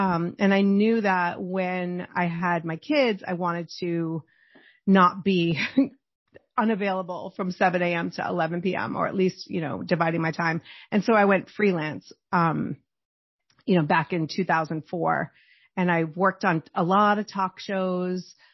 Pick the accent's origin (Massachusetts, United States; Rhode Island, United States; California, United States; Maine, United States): Massachusetts, United States; Boston; I grew up in Boston